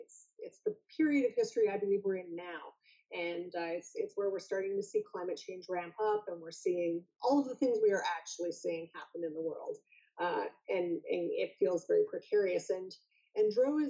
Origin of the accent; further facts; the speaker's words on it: Alberta, Canada; also born or lived in Vancouver; now in Toronto, Canada; I grew up in Alberta, which is very cold and very snowy, in the north, in fact